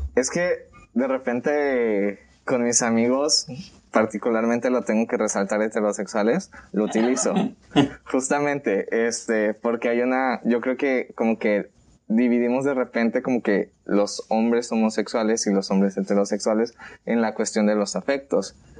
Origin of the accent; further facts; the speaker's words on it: Colima, Mexico; también soy de Colima